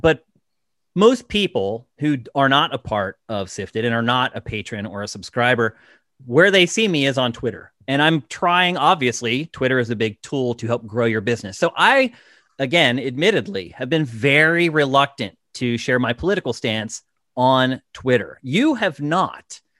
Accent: West Virginia, United States; I was born in West Virginia

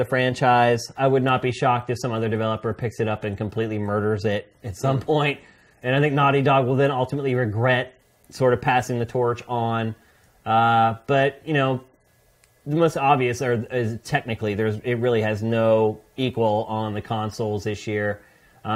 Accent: Philadelphia, Pennsylvania, United States; moved away as an adult; now in California, United States; I'm this kid from Philly

